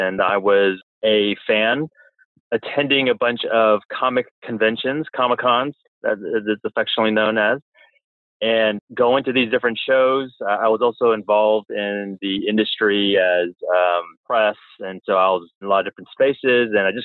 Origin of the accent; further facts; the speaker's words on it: Orange County, California, United States; I'm from Orange County, California.